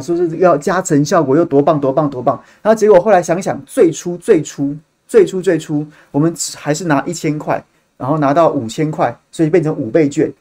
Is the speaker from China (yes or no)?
no; Taiwan; 我们同样身为台湾人